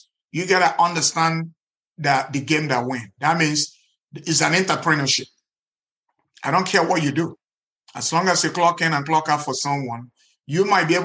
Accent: Nigeria; moved away as an adult; now in United States; in Nigeria, where I grew up

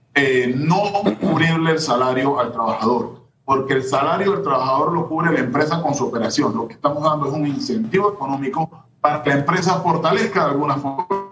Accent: Panamá Oeste, Panama; soy de Panamá Oeste

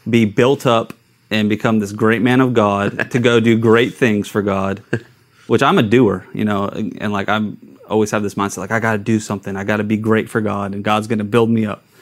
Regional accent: Long Beach, California, United States; born there; also born or lived in Idaho / San Diego; I, am I was born in California.

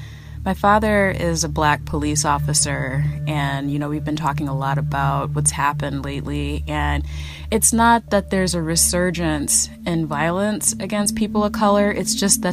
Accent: Midwest, United States; I'm African American, and I'm from the Midwest.

